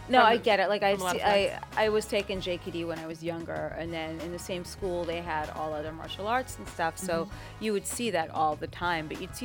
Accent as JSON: {"language": "English", "region": "New York", "country": "United States", "said": "I'm from New York."}